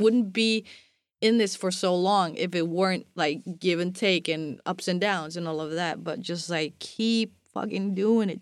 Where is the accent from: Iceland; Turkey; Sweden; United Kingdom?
Iceland